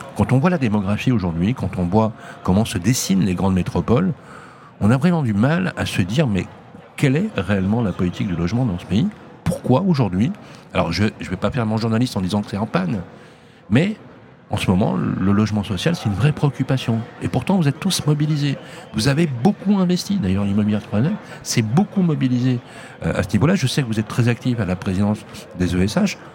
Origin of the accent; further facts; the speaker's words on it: Lyon, Auvergne-Rhône-Alpes, France; moi, c'était pas loin d'ici en plus